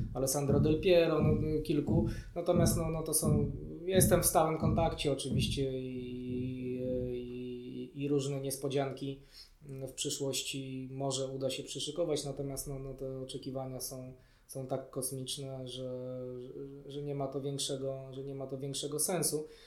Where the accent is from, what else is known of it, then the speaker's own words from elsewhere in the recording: Warsaw, Masovian Voivodeship, Poland; wychowałem się w Warszawie, urodziłem się w Warszawie